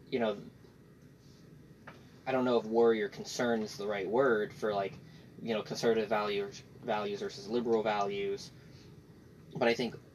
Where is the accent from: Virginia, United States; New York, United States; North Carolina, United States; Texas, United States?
Texas, United States; Houston; grew up in Houston, Texas, Harris County.